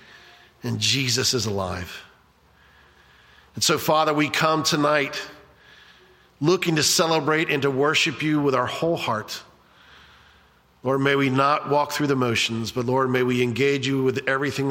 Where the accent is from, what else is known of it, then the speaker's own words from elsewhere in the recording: Cocoa Beach, Florida, United States; I grew up in Cocoa Beach